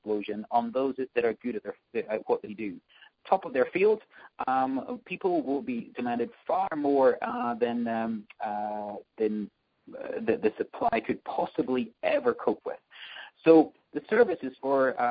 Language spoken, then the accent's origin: English; Scotland, United Kingdom; moved away as an adult; also born or lived in London; now in New York, United States; I'm from Scotland, as people might spot from the accent